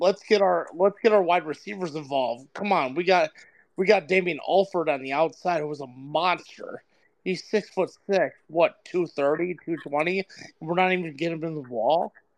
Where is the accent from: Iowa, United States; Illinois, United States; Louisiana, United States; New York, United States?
New York, United States; North Syracuse; I grew up in North Syracuse. I actually am from North Syracuse.